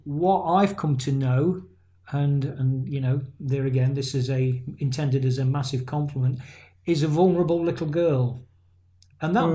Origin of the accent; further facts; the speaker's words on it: England, United Kingdom; there's some Irish kind of descent in my family, but I'm an English guy